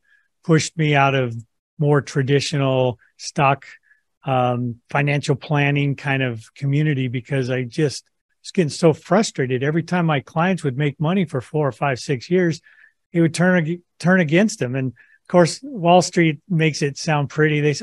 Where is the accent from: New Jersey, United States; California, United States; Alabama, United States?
California, United States; now in Boise, United States; I'm California grown, but I moved to Idaho in about 1990